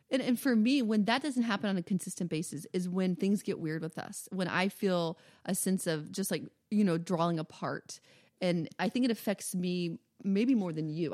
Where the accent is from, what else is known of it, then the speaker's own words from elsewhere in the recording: the South, United States; I'm from the South